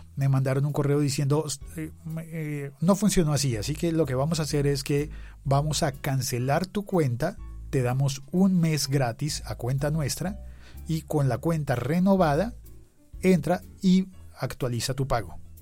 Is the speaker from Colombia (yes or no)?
yes; Bogotá, Colombia; yo estaba en Bogotá, Colombia